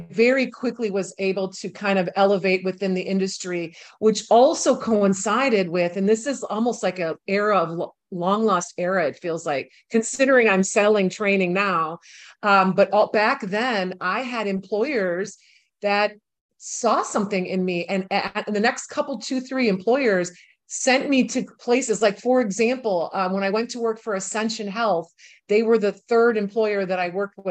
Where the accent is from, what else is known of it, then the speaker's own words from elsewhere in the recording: Milwaukee, Wisconsin, United States; moved away as an adult; also born or lived in New York City; my hometown, which is Milwaukee, Wisconsin